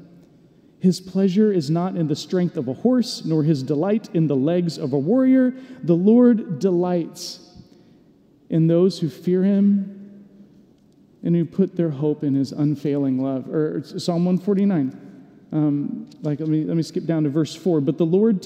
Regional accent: Atlanta, Georgia, United States; moved away; I grew up in Atlanta, first chunk of my life

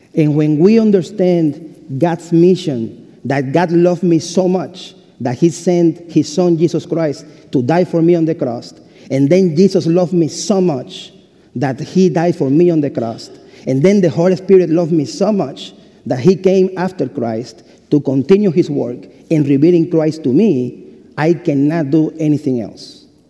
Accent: Cuba; English is a second language; moved away as an adult; also born or lived in Lexington, United States; now in United States; I am from Cuba and I was born May 25, 1974

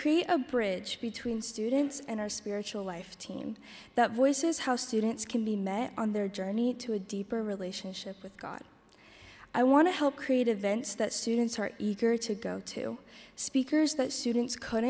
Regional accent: Wilmore, Kentucky, United States; I am from Wilmore

